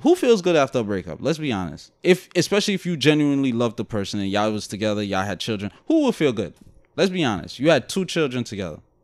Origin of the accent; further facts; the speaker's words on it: New York City, New York, United States; accent: Brooklyn; Guyanese; also born or lived in Guyana; my Guyanese accent, my Brooklyn accent